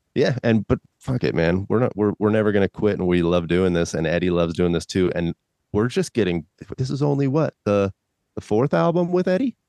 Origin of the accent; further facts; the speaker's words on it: California, United States; I'm from California